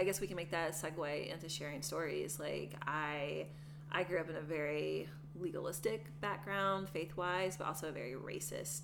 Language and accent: English; the South, United States; moved away; also born or lived in Portland, Maine; I was born in the South and raised in, like I said, a very racist family